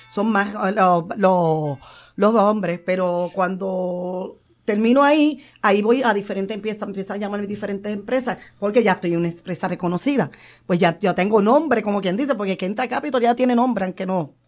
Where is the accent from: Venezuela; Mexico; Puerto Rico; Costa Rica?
Puerto Rico; San Juan; soy de Barrio Obrero, nacida y criada con orgullo